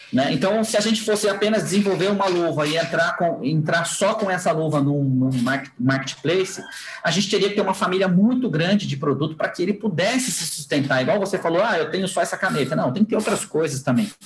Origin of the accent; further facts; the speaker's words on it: Brazil; como brasileiro